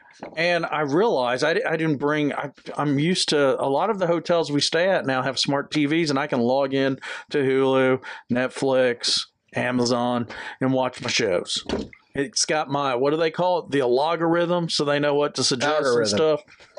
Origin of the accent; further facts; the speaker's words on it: Georgia, United States; born there; He's from Georgia, just like Brad. I was born in Georgia.